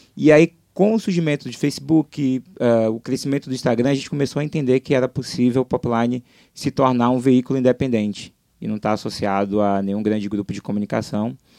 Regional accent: Salvador, Bahia, Brazil; moved away as an adult; now in Rio de Janeiro, Brazil; sou de Salvador, estou aqui no Rio há seis anos

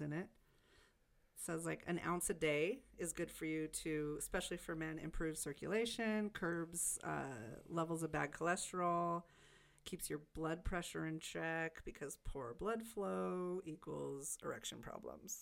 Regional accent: Stockton, California, United States; moved away as an adult; I grew up in Stockton, too, but California

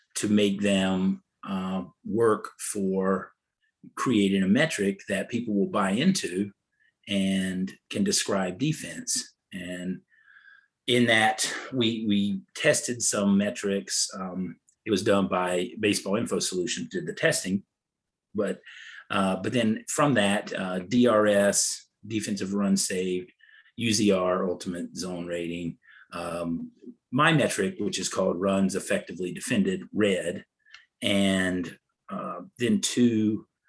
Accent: North Carolina, United States; I grew up in North Carolina.

